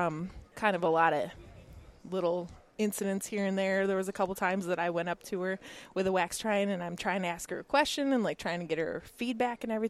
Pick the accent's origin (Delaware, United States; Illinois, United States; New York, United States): New York, United States; Canandaigua; I'm back in my local, like my hometown. So our practice is in Canandaigua, New York